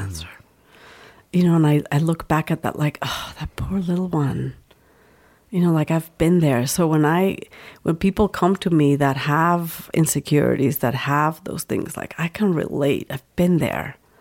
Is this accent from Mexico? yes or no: yes; Mexico; moved away as an adult; now in United States; I grew up in Mexico